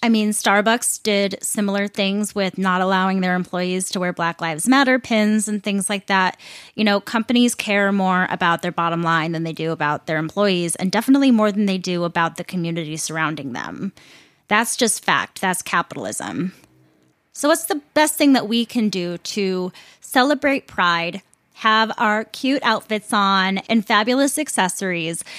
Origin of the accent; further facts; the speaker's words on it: Roseville, Minnesota, United States; the Target that I grew up going to in Roseville, Minnesota, was the first Target ever in the world